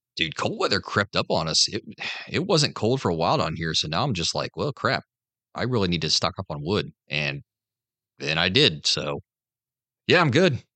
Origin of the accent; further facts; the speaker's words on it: the North, United States; moved away; I'm from the North